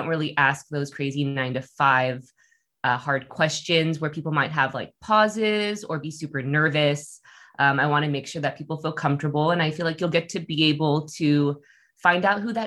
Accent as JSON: {"language": "English", "area": "Bay Area", "region": "California", "country": "United States", "moved": "as an adult", "lives_now": "Portland, United States", "said": "I'm originally from the Bay Area"}